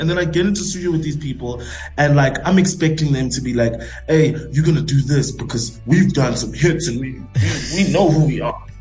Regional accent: South Africa; I'm South African. I'm South African.

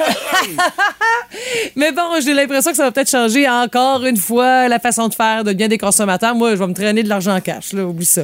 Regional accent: Quebec, Canada; chez nous au Québec

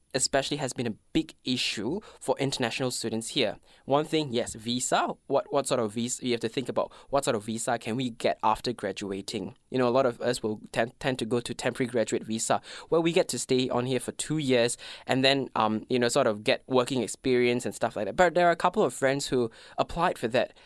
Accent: Malaysia; English is a second language; moved away as an adult; now in Melbourne, Australia; I am from Malaysia. I've been to Melbourne for six years now

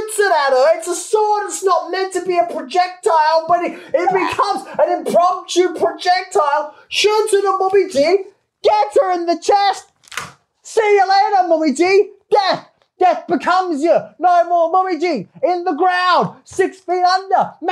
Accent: Adelaide, South Australia, Australia; now in Japan; My city in Australia, Adelaide, is known

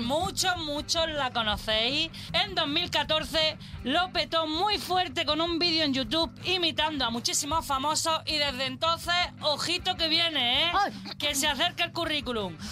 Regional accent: Andalusia, Spain; moved away; es de mi tierra. ¡Andaluza!

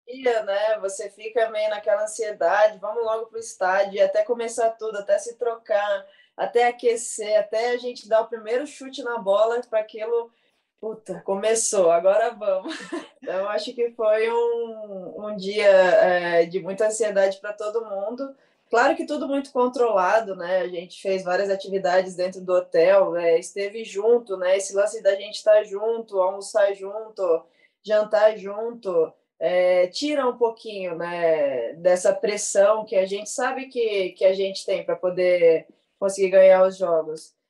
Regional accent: Guaratinguetá, São Paulo, Brazil; na minha cidade, eu sou do interior de Guaratinguetá

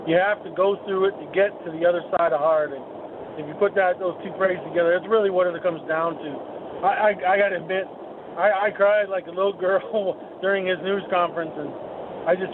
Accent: Chicago, Illinois, United States; now in Arizona, United States; naturally being born and raised in Chicago area, a Bulls fan

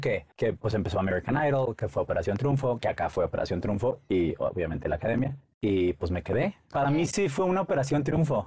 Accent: Monterrey, Nuevo León, Mexico; moved away; Soy de Monterrey, soy regio.

